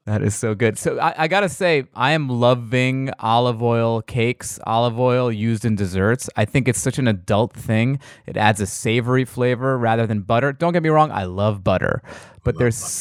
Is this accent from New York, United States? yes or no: yes; New York, United States; now in Los Angeles, United States; I'm from New York, so I, with my New York friends